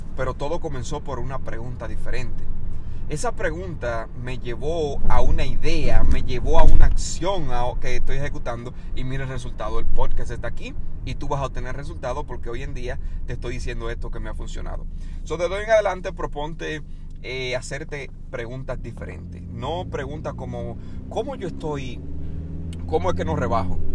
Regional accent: Dominican Republic; moved away as an adult; República Dominicana, donde yo soy, soy de República Dominicana, llegué a este país a los 18 años

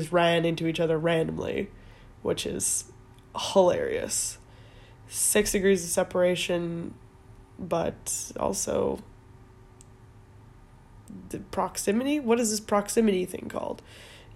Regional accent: Calgary, Alberta, Canada; also born or lived in Edmonton; now in London, United Kingdom; I was born in Edmonton, technically. Moved to Calgary when I was 1

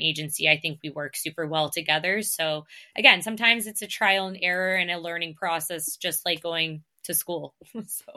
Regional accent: Canada; accent: Canadian; I get called out on my Canadian accent all the time

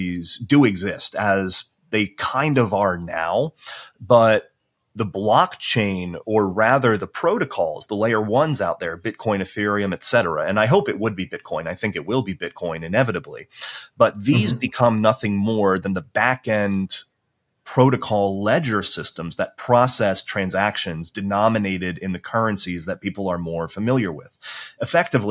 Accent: United States; now in Europe; I'm an American.

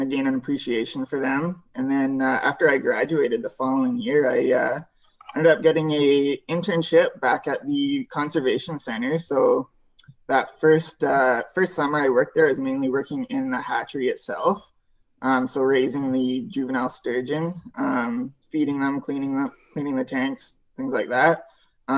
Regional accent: Airdrie, Alberta, Canada; moved away as an adult; now in Prince George, Canada; So I grew up in Airdrie, Alberta, just north of Calgary.

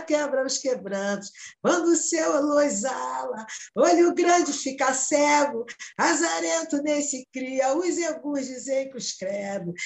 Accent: Rio de Janeiro, Brazil; Eu costumo dizer que morava ali, sou do, da Casa Branca, Borel

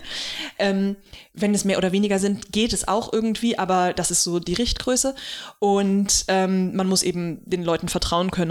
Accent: Germany; hier bei uns in Deutschland

